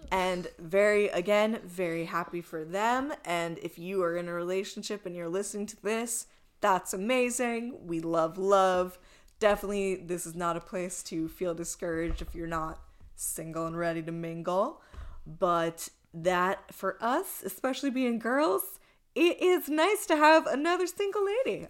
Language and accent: English; East Coast, United States; now in Los Angeles, United States; I'm from the East Coast